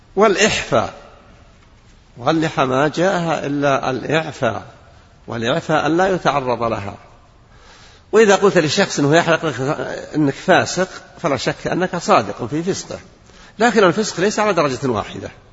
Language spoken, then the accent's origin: Arabic; Saudi Arabia; بلادنا المملكة العربية السعودية